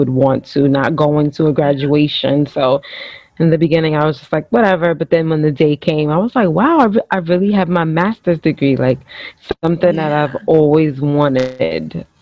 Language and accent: English; New York City, New York, United States; I grew up in Harlem. I spent all my life in Harlem